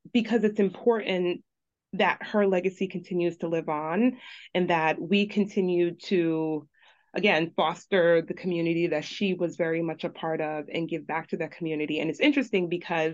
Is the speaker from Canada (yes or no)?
no; Jamaica; also born or lived in Brooklyn, New York, United States; now in Long Island, New York, United States; we grew up in Jamaica at very humble beginnings